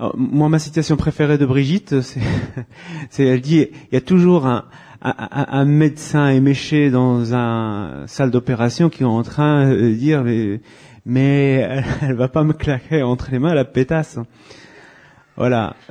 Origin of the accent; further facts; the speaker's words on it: France; chez nous en France